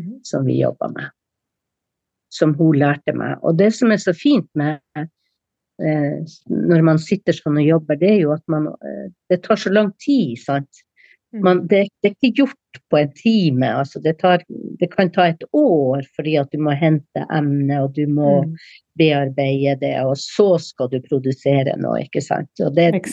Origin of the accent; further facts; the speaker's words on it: Sør-Varanger, Finnmark, Norway; fornorskningspolitikken med dens tiltak var sterkest i Sør-Varanger, altså i min okay. kommune